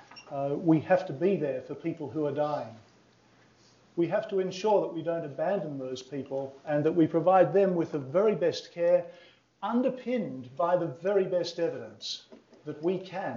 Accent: Australia; I come from Australia

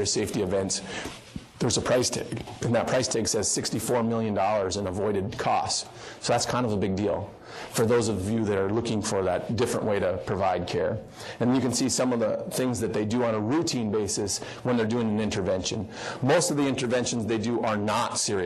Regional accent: Wishek, North Dakota, United States; moved away; My hometown, I like to use it, Wishick, North Dakota. My dad's the family doctor there and has been for 30-plus years or so

